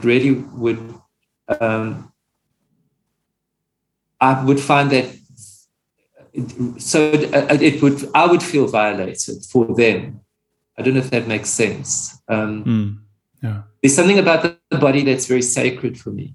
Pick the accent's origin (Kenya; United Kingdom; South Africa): South Africa; Pietermaritzburg, KwaZulu-Natal; moved away as an adult; also born or lived in Johannesburg; I left my hometown, I was born in Pietermaritzburg, and then I moved to Johannesburg